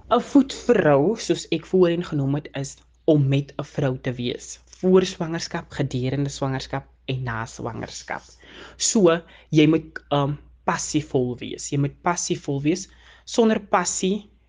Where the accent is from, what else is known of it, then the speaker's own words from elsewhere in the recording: Calvinia, Northern Cape, South Africa; also born or lived in Macassar; Ek het nou eventually groot geword by my ouma en oupa in Kalvinia en daar het ek skool gegaan.